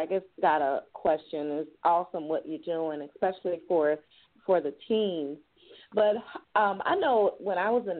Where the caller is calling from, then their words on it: Jackson, Tennessee, United States; I'm calling from Jackson, Tennessee.